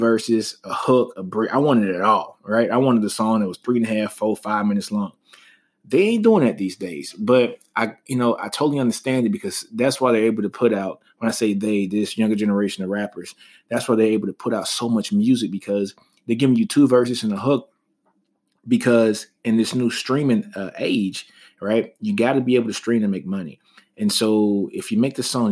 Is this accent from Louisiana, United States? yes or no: yes; Shreveport, Louisiana, United States; I'm a Louisiana native. You guys know that. I'm from Shreveport, Louisiana